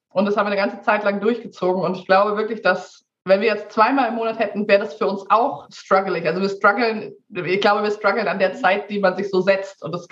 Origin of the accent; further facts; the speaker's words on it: Hamburg, Germany; now in Sweden; ich bin Hamburger Dern, ähm, aber seit einem Jahr lebe ich in Schweden.